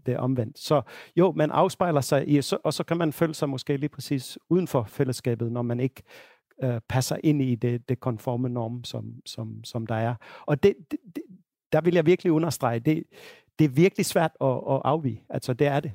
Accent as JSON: {"language": "Danish", "country": "Finland", "moved": "yes", "lives_now": "Denmark", "said": "Finland, hvor jeg, hvor jeg kommer fra"}